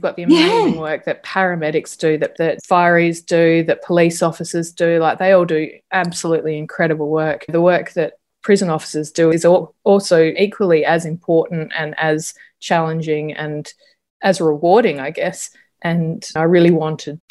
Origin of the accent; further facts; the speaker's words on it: South Australia, Australia; I'm from South Australia